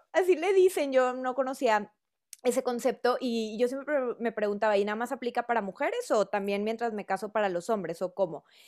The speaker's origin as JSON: {"language": "Spanish", "region": "northern Mexico", "country": "Mexico", "accent": "norteño", "said": "tengo un acento norteño"}